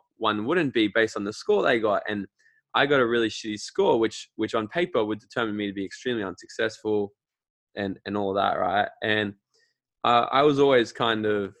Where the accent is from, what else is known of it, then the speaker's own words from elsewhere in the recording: Australia; I'm from Australia